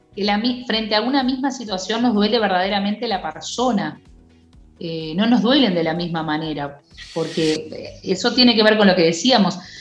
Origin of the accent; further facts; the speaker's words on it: Uruguay; como muchos uruguayos